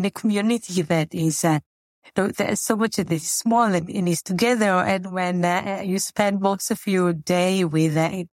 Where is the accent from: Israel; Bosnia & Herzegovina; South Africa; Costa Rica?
Israel; moved away as an adult; also born or lived in Tel Aviv, Israel; now in Chicago, United States; I was born and raised in Israel, in a small community, a small socialist community called Kibbutz.